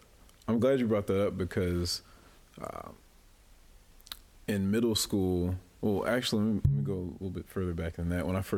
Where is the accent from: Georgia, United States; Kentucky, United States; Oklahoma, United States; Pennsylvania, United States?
Kentucky, United States; Louisville; now in Quad Cities, United States; I'm originally from Louisville, Kentucky.